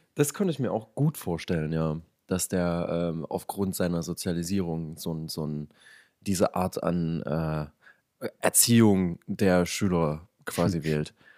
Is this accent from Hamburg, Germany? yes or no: no; Leipzig, Saxony, Germany; accent: East German; wir sind beide ähm, Leipziger